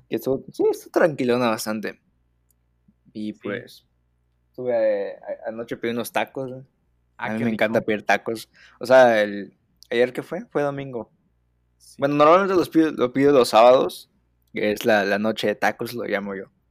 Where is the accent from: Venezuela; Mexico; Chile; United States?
Mexico; como buenos mexicanos que somos.